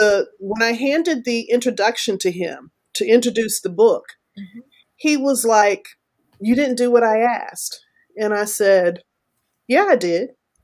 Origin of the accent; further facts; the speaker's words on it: Texas, United States; also born or lived in Florida / Alabama; Southern men do that. I'm from Texas. I grew up in Florida. I grew up in Alabama a little bit.